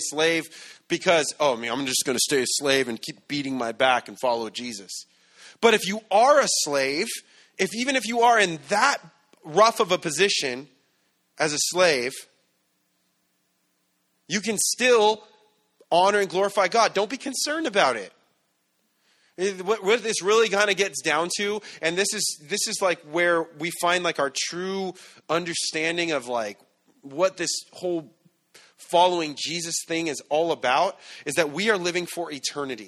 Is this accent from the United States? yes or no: yes; San Bernardino, California, United States; I'm from San Bernardino